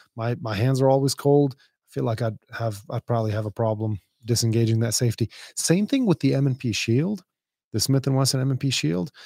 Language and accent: English; Dubai, United Arab Emirates; I grew up in a pretty rough place. I mean, I grew up in Dubai.